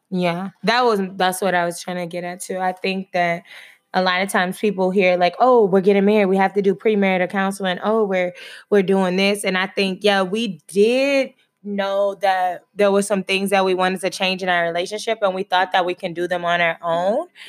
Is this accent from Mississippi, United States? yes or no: no; Texas, United States; I'm from Texas